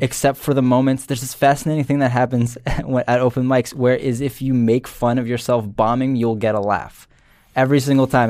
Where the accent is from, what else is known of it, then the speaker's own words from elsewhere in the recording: New Jersey, United States; I'm from Jersey